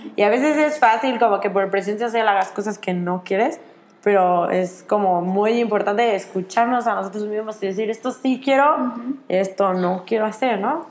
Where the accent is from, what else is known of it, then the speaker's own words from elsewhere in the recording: Mexico; yo que soy de México